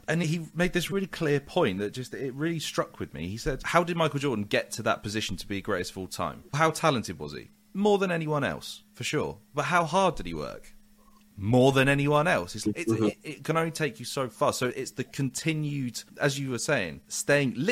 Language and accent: English; United Kingdom; as a Brit